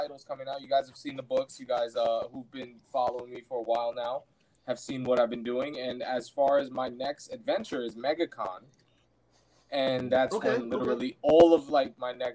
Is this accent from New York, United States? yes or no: yes; New York, United States; you guys know I'm from New York.